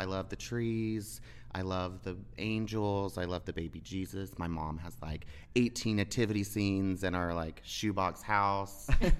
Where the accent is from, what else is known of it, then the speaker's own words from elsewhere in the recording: Texas, United States; I'm from Texas.